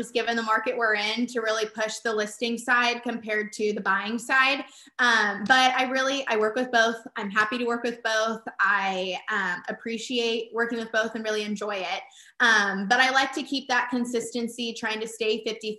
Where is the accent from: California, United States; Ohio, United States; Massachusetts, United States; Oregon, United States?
California, United States; growing up in the Cali, really all we have is cows and ag